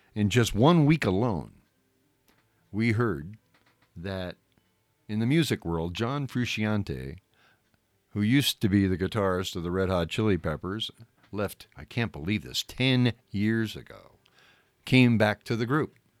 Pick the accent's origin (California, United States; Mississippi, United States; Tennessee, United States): California, United States; Southern; growing up in Southern California